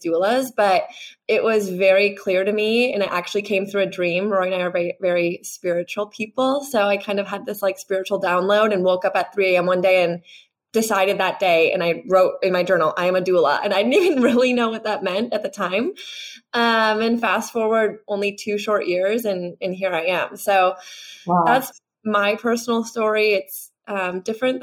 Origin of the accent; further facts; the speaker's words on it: Wisconsin, United States; moved away as an adult; also born or lived in Chicago, Illinois; now in California, United States; I'm from the Midwest, grew up in Wisconsin, small town